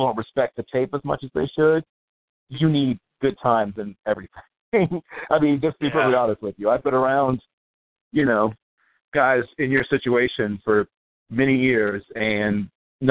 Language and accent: English; Virginia Beach, Virginia, United States; my hometown, Virginia Beach, Virginia